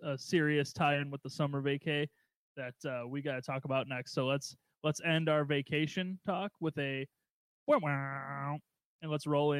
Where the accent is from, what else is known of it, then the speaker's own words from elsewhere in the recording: Waukegan, Illinois, United States; my growing up in Waukegan, yeah, we didn't have air conditioning in our first house.